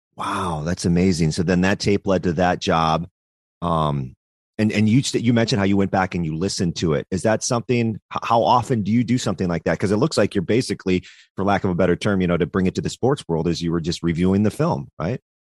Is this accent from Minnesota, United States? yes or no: yes; Delavan, Minnesota, United States; now in Madison, United States; I remember my hometown. I lived in a small town in in southern Minnesota. It's called Delavan, Minnesota